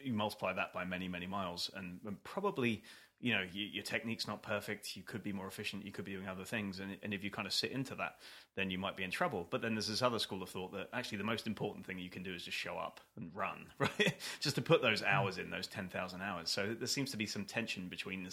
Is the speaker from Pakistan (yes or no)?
no; United Kingdom; Being British